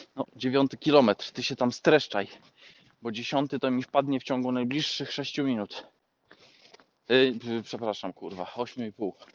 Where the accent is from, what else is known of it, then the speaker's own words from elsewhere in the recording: Poland; moved away; u nas w Polsce